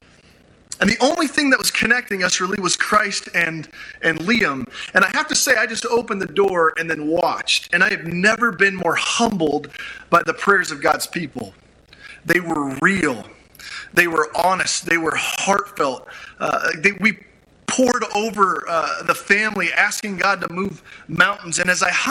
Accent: Grand Junction, Colorado, United States; my hometown of Grand Junction

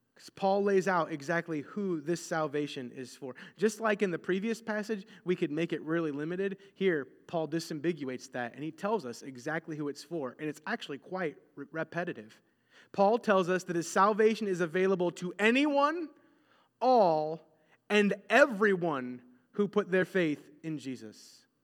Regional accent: United States; we are very American in our mindsets

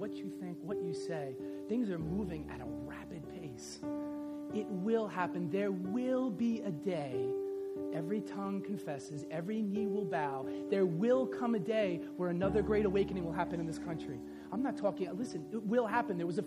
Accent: the North, Northern United States, United States; I'm a Northerner. I'm a Yankee, right?

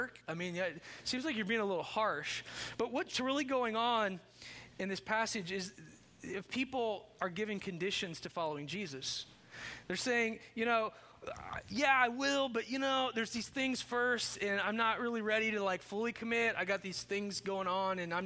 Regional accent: Chandler, Indiana, United States; when I grew up in Chandler, Indiana

